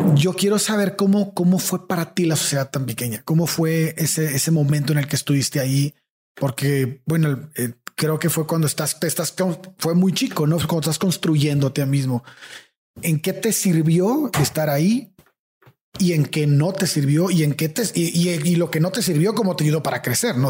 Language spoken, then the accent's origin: Spanish; Tampico, Tamaulipas, Mexico; moved away; also born or lived in San Luis Potosí / Mexico City; lo lejos que estamos en Tampico de ser personas abiertas